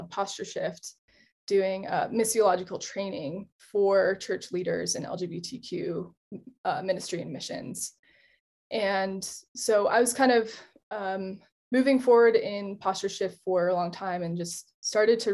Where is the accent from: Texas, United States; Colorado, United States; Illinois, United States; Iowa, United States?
Colorado, United States; I'm also American. And I grew up in Colorado.